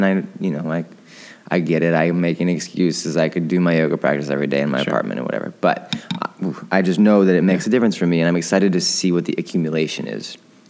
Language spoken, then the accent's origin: English; Michigan, United States; now in New York, United States; Growing up in Michigan, I love the seasons.